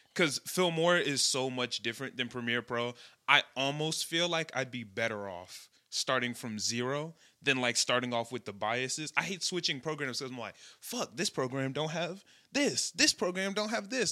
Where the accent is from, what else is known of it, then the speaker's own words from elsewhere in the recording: Chicago, Illinois, United States; I'm from Chicago